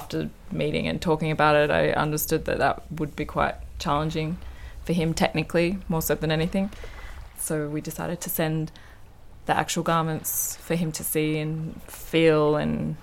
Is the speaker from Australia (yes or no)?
yes; Perth, Western Australia, Australia; now in Paris, France; I'm from the west coast of Australia